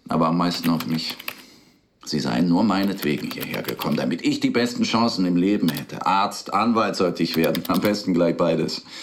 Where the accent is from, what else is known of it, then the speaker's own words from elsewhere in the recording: Berlin, Germany; Also, ich bin in Berlin aufgewachsen. Sonja in der Nähe von Stuttgart. Meine Eltern stammen aus St. Petersburg, ihre aus der Ukraine. Wir sind beide als Kinder nach Deutschland gekommen